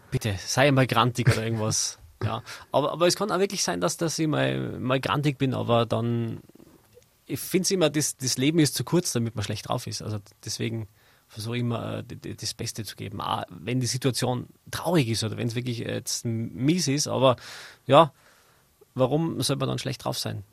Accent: Zell am See, Salzburg, Austria; now in Innsbruck, Austria; Ich bin in Zell am See geboren

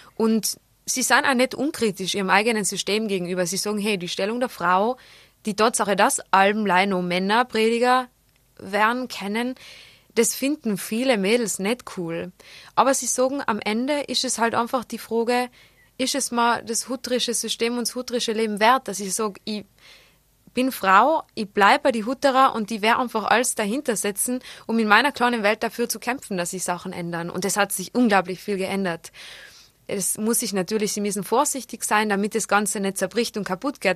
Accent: South Tyrol, Trentino-Alto Adige, Italy; accent: South Tyrolean dialect; also born or lived in Innsbruck, Austria; Schotekrapflern heißen die bei uns im Pustertal

